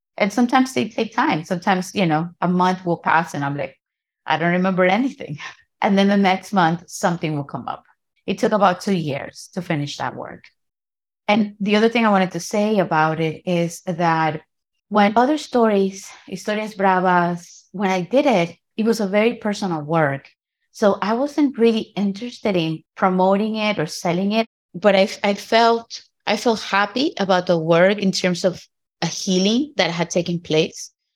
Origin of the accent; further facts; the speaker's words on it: Guayaquil, Guayas, Ecuador; moved away as an adult; also born or lived in New York City / Manabí; now in New York, United States; I am born in what we know as New York City, and at the age of two, my parents moved us to Ecuador. I grew up in Guayaquil.